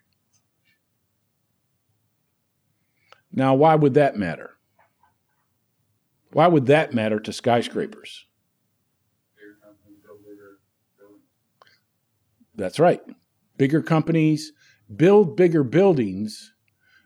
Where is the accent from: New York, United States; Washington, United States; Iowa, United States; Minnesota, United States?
New York, United States; 000 about 30 miles west of Syracuse; born or raised there; moved away as an adult